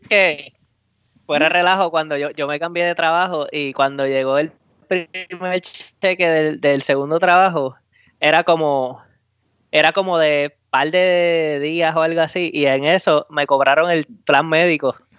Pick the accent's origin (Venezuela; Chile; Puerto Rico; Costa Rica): Puerto Rico; now in United States; Como boricua